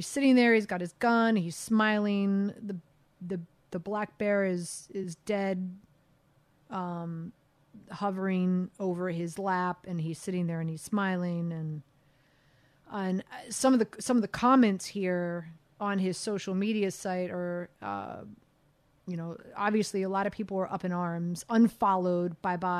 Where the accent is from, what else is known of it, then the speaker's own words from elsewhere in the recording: South Florida, United States; I grew up down in South Florida. I grew up on boats